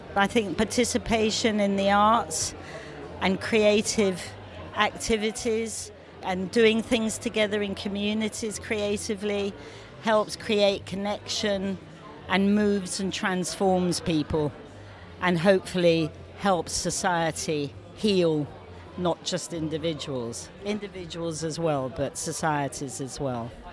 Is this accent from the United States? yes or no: no; London, United Kingdom; I'm a Londoner. I grew up in London.